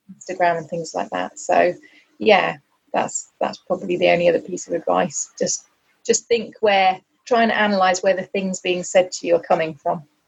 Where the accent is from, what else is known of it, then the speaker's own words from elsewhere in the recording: United Kingdom; we're very British